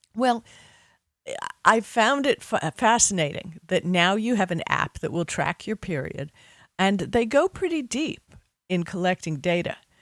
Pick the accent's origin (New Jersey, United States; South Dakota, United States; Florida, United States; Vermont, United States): Florida, United States; Miami Beach; I grew up on Miami Beach